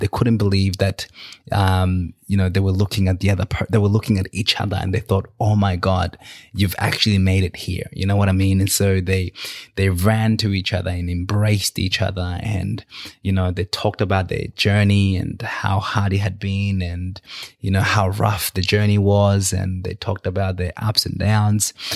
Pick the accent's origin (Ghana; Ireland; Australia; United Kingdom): Australia; also born or lived in Victoria, Australia; where I'm from and how I got to Australia